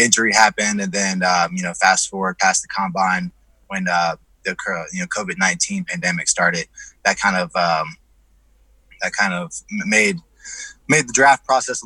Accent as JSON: {"language": "English", "town": "Dayton", "region": "Ohio", "country": "United States", "tie": "born or raised there", "also_born_or_lived": "Columbus, Ohio", "said": "I'm from Ohio. I was born in Dayton, Ohio. I live in Columbus, Ohio."}